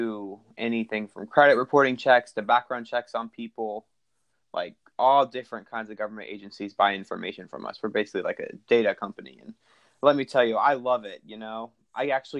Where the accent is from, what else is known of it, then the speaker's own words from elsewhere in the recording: Sterling, United States; I am from Sterling. I've lived here for a very long time